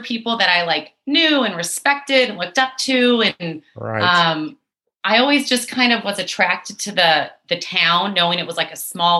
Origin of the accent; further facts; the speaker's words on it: Fresno, California, United States; moved away as an adult; also born or lived in San Luis Obispo, California; I am from Fresno, California, right there in the Central Valley.